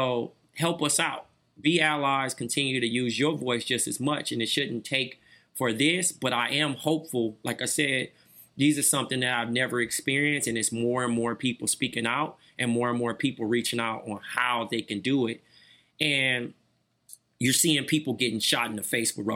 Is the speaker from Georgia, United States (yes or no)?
no; Compton, California, United States; I'm from Compton